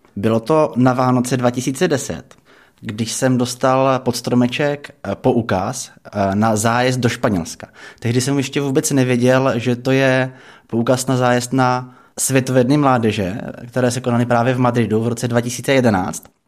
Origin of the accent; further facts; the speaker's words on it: Czechia; tam jsme byli Češi dohromady se Slováky